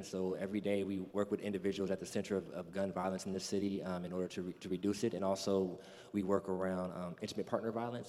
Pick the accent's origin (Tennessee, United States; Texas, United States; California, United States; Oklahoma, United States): California, United States; moved away as an adult; also born or lived in New Orleans; I come from California